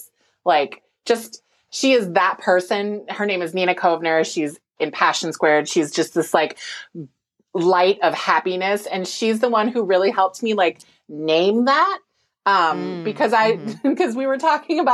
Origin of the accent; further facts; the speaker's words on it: Minnesota, United States; growing up in Minnesota and being in a predominantly white environment